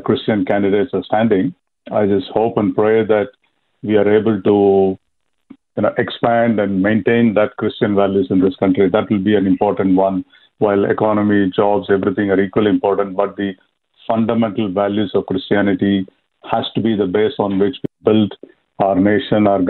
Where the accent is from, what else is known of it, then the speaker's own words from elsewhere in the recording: India; moved away as an adult; now in Australia; I'm from India, so born for Hindu parents. I came to Australia in 92